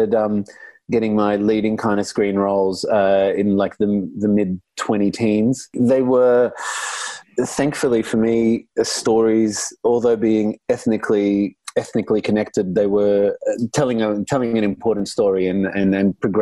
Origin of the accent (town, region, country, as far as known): Australia; born or raised there; first language Arabic; English is a second language; also born or lived in Lebanon